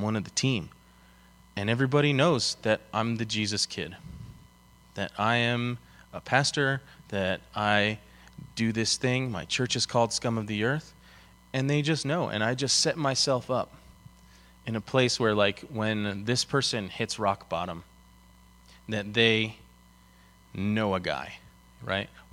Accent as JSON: {"language": "English", "town": "Denver", "region": "Colorado", "country": "United States", "tie": "born or raised there", "said": "I'm born and raised in Denver. I actually went to high school 4 blocks from this building right here."}